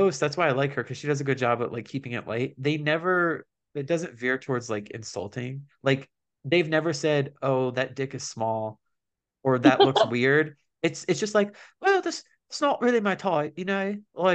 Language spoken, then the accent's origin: English; United States; as an American